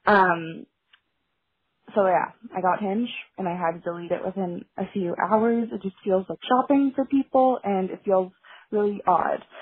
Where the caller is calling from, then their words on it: Toronto, Ontario, Canada; I'm calling from Toronto